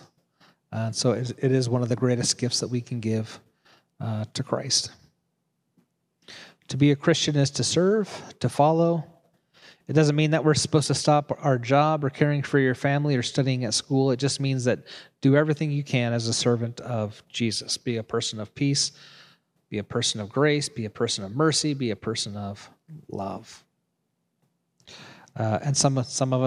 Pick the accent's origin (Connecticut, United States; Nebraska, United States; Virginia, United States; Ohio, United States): Nebraska, United States; I was in seminary, and I came from Nebraska. I went to seminary in Kansas City, 3 hours away from where I lived.